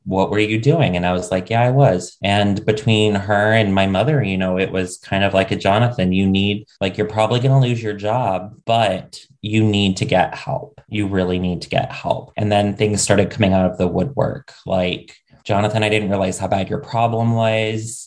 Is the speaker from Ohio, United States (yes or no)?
yes; Ohio, United States; moved away; also born or lived in New York City; I grew up in the middle of nowhere, Ohio